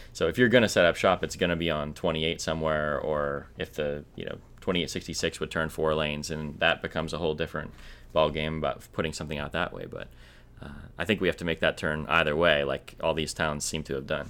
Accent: Minnesota, United States; I'm from Minnesota.

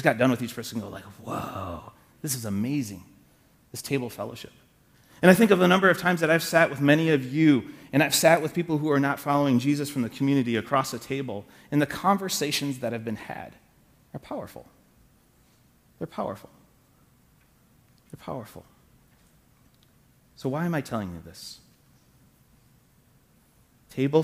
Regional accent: Michigan, United States; I was from Michigan

